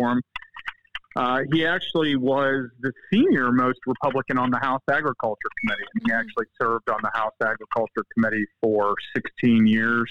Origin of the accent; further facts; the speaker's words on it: Oxford, Ohio, United States; moved away as an adult; also born or lived in Washington, D.C.; I originally hail from Oxford, Ohio. I grew up on a farm